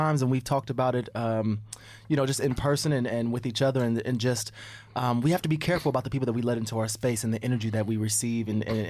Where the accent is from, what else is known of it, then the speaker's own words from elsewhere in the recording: Indiana, United States; I'm from Indiana. I was born in Indiana.